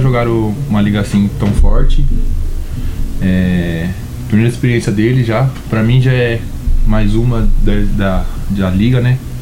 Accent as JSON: {"language": "Portuguese", "region": "São Paulo", "country": "Brazil", "said": "eu sou de São Paulo"}